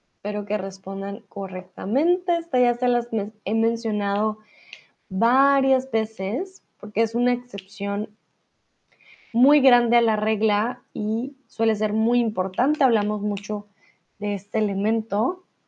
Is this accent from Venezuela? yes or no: no; Colombia; yo soy de Colombia, si hablamos de la capital de mi país, estamos hablando de Bogotá